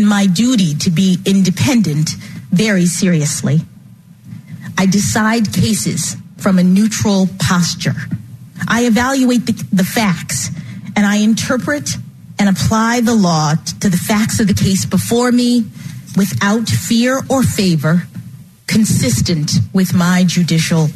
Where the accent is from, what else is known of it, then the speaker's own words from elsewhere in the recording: Washington, District of Columbia, United States; When I was born here in Washington